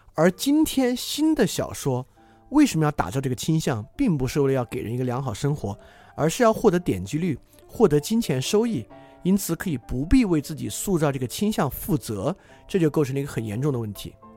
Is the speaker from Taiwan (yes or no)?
no; China; 我们同属的这个中国人群体